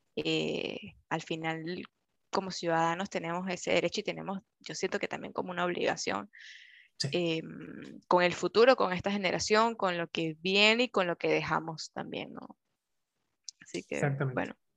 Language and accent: Spanish; Venezuela; now in Chile; en mi caso que soy venezolana